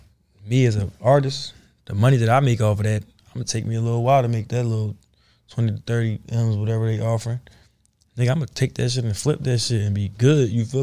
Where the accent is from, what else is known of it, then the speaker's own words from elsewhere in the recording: Philadelphia, Pennsylvania, United States; I'm coming from Philly. I'm fucked up. I'm from the trenches, bro.